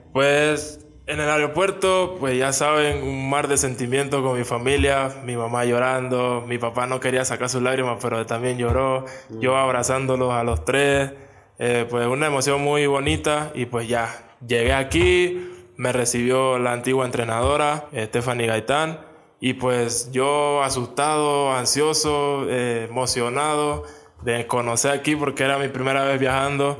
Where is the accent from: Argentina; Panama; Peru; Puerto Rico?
Panama; moved away as an adult; now in Mexico; Soy de Panamá